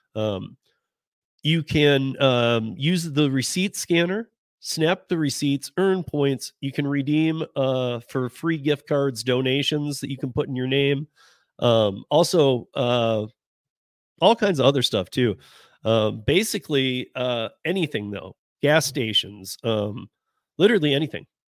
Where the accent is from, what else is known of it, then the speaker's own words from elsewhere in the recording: Michigan, United States; moved away; I'm from Michigan. I grew up with Lake Effect from Chicago